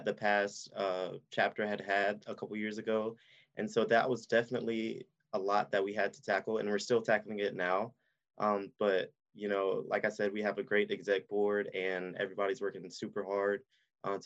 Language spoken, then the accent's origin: English; Aiken, South Carolina, United States; we grew up in Aiken and we were part of the Aiken County Youth Council